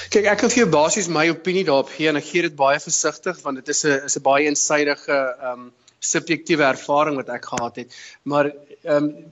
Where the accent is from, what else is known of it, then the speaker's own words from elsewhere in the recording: Potchefstroom, North West, South Africa; moved away as an adult; also born or lived in Bloemfontein; now in London, United Kingdom; Ek is oorspronklik van Potchefstroom in Suid-Afrika en um, ek het uh, daar groot geword, skool gegaan Potch Gymnasium